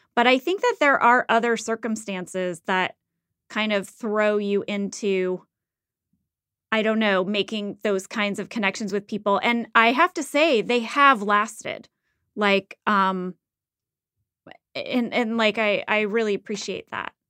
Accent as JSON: {"language": "English", "region": "Midwest", "country": "United States", "tie": "born or raised there", "moved": "yes", "said": "I grew up in the Midwest."}